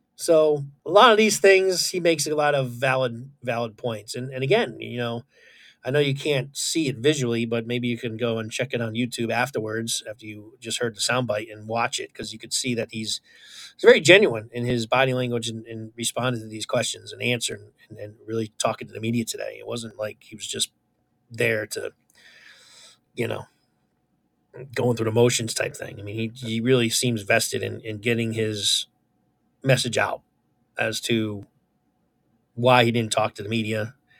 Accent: Connecticut, United States; born and raised in Connecticut, still in Connecticut.

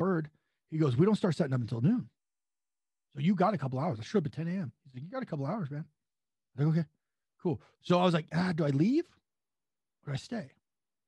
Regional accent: San Luis Obispo, California, United States; I'm from San Luis Obispo, California.

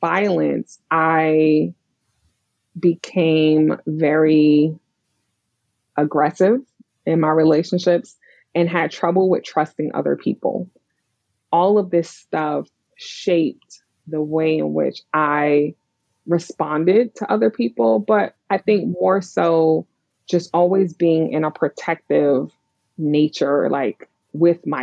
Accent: New York City, New York, United States; I grew up in Brooklyn, New York.

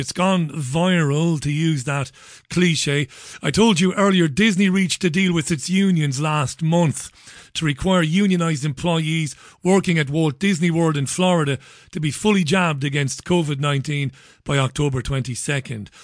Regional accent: Ireland; now in United Kingdom; I'm an Irishman living in the U K

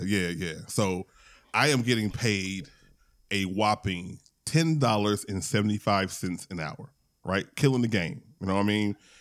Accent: Louisiana, United States; I'm from Louisiana

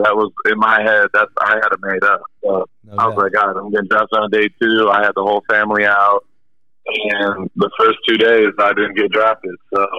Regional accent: Lapeer, Michigan, United States; Originally, Lapeer, Michigan.

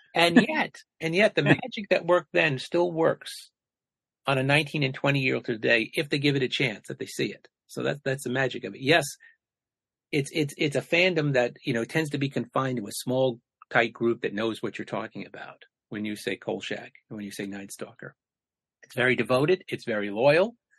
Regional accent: the New York area, United States; I grew up in the New York area

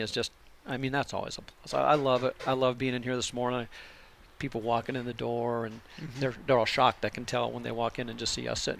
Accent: South Dakota, United States; moved away as an adult; also born or lived in Atlanta, Georgia / Tampa, Florida / Austin, Texas; now in Pinetop, United States; I was born and raised in South Dakota.

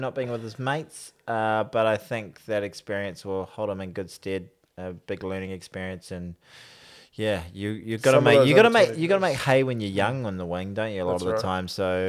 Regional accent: New Zealand; as a Kiwi

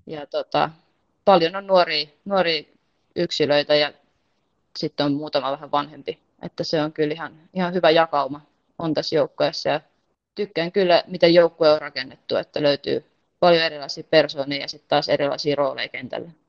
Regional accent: Heinola, Päijät-Häme, Finland; moved away as an adult; also born or lived in Porvoo; now in Mora, Sweden; Heinola, mistä mä itse lähtöisin

